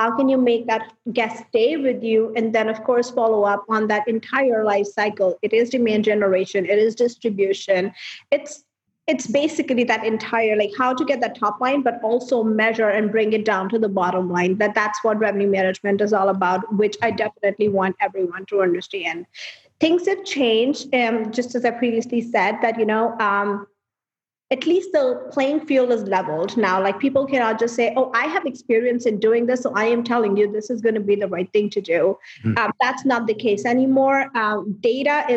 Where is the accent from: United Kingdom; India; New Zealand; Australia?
India; moved away as an adult; now in United States; I was born and raised in India, and then I moved here 8 years